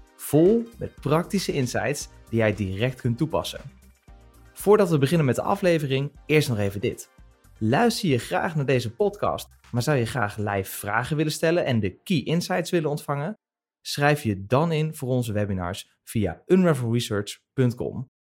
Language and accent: Dutch; Westland, South Holland, Netherlands; moved away; ik kom natuurlijk uit het Westland oorspronkelijk